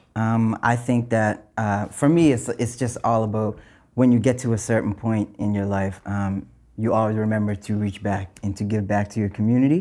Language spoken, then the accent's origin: English; North Preston, Nova Scotia, Canada; growing up in North Preston, I'm from North Preston